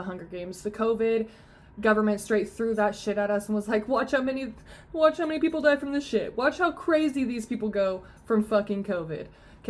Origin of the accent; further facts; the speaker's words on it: California, United States; which I'm from California.